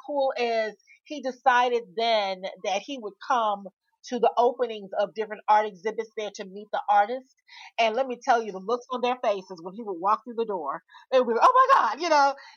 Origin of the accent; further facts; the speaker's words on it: Memphis, Tennessee, United States; moved away; I'm originally from Memphis, but I left and I was gone for about 25 years. I came back